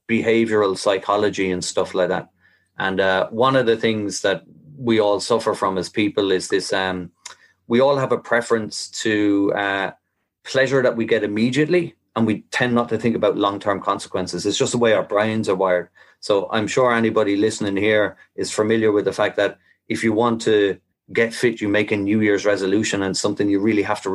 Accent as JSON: {"language": "English", "town": "Kilkenny", "region": "Leinster", "country": "Ireland", "tie": "born or raised there", "also_born_or_lived": "West of Ireland", "lives_now": "Graiguenamanagh, Ireland", "said": "I am from Kilkenny. Kilkenny man, born and bred."}